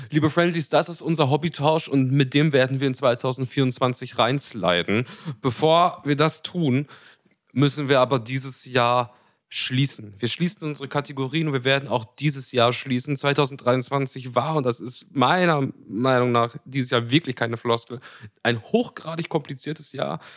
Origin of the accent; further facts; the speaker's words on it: Germany; als Deutsche